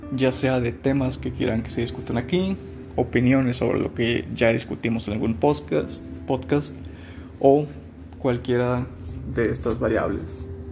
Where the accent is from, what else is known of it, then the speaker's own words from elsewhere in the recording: Nuevo León, Mexico; moved away as an adult; soy originario de Nuevo León